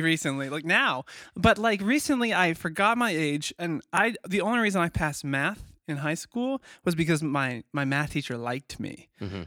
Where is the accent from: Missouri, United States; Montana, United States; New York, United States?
Missouri, United States; that's like a Missouri trait. Like where we're from, like the whole state's looking for a deal